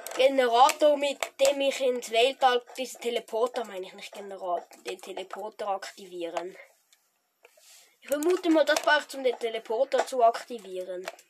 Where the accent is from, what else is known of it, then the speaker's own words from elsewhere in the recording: Switzerland; Ich bin ein Schweizer